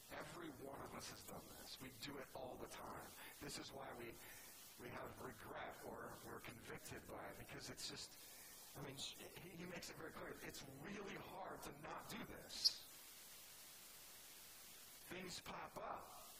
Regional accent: California, United States; I'm from California, right? So a lot of fires just start because somebody's smoking a cigarette in their car and they just flip it out the window.

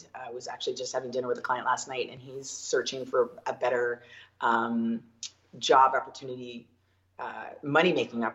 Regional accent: Ontario, Canada; now in Okanagan, Canada; I am originally from Ontario

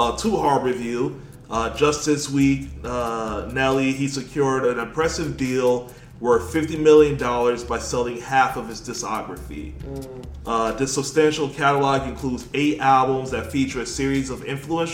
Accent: New York, United States; I'm from New York too

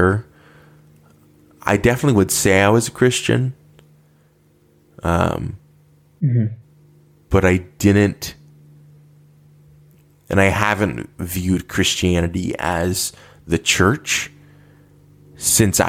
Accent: United States; as an American

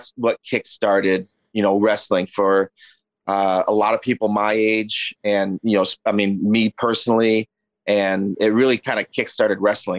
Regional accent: Michigan, United States; I'm from Michigan

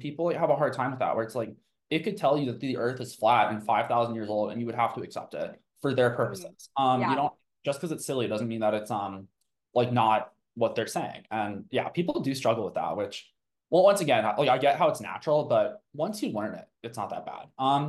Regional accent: Tucson, Arizona, United States; born there; also born or lived in Colorado; I was born in Tucson, Arizona, and you know, being in the Western U.S., there's a fair amount of like Mormon.

